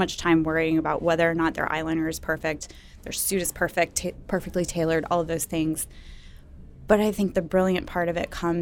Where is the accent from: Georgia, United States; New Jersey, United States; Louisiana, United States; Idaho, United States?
Louisiana, United States; New Orleans; now in Atlanta, United States; I'm from the South, I'm from New Orleans